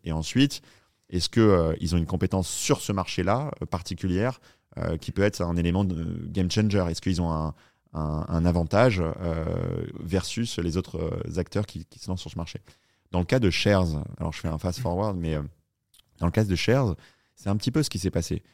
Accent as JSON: {"language": "French", "town": "Paris", "region": "Île-de-France", "country": "France", "also_born_or_lived": "New York, United States", "moved": "as an adult", "said": "je suis un petit Français du 10e arrondissement"}